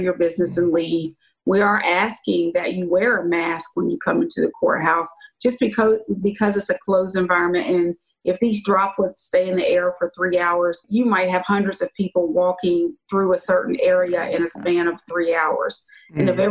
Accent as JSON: {"language": "English", "town": "Luray", "region": "Virginia", "country": "United States", "tie": "born or raised there", "said": "I was born in Virginia in a little town called Luray, Virginia."}